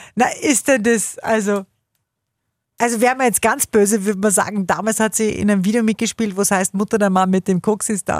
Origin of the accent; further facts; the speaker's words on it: Upper Austria, Austria; bei uns in Oberösterreich